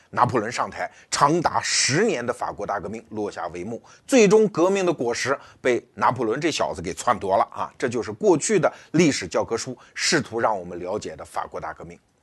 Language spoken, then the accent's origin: Chinese; China; 我们中国人